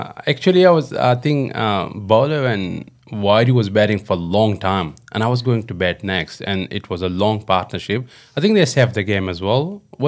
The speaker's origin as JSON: {"language": "English", "country": "Pakistan", "said": "It's a nice part of the world and of the country as well. We're not far from Himalayas, so it's very beautiful."}